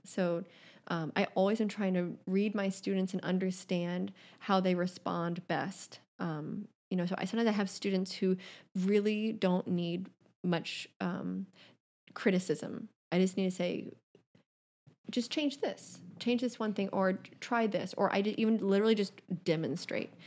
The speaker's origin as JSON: {"language": "English", "town": "Savannah", "region": "Georgia", "country": "United States", "tie": "born or raised there", "moved": "yes", "lives_now": "New York City, United States", "said": "growing up in Savannah, the waves on Tybee Island are just, like, not good."}